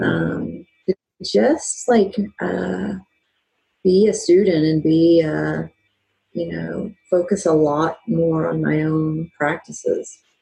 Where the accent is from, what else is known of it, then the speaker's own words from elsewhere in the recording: Dallas, Texas, United States; moved away; I'm originally from Dallas, Texas